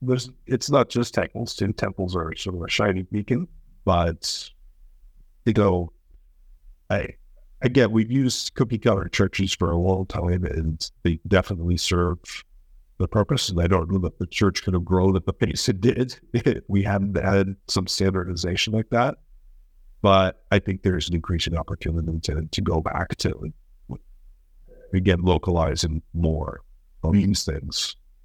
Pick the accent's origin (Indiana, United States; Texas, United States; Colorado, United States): Colorado, United States; moved away as an adult; I grew up in Colorado from when I was 10 to when I went off to Hawaii. And so, you know, it was typical sort of suburban, worn out West.